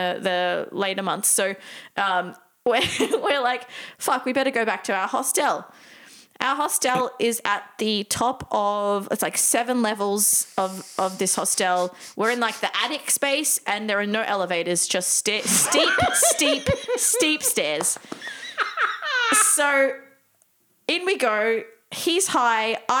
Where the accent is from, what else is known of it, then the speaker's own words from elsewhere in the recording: Australia; we're from Australia